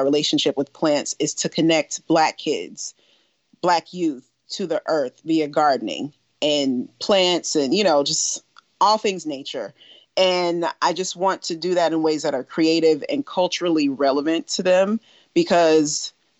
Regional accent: Tifton, Georgia, United States; born there; Should I start with I was born in 1983 in Tifton, Georgia? That is where I entered this earthly realm. I didn't live in Tifton.

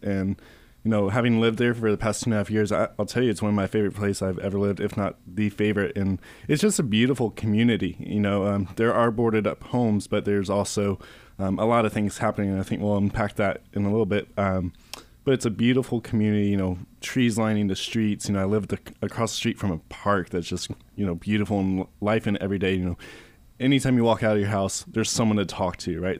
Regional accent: Simpsonville, Kentucky, United States; now in Louisville, United States; I grew up in Shelby County in Simpsonville

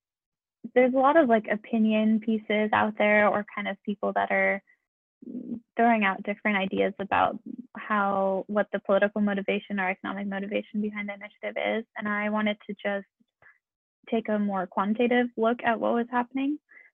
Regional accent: Portland, Oregon, United States; Oh, and I'm from Portland, Oregon.

